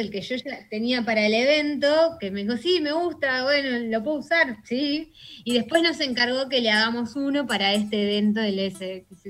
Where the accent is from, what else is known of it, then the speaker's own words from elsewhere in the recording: Buenos Aires, Argentina; como, argentinos y como porteños